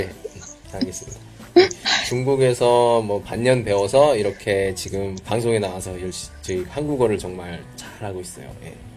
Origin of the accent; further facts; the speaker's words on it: South Korea; moved away as an adult; now in China; 저도 포함되는 한국 사람들의 보통 그 성격이 있어요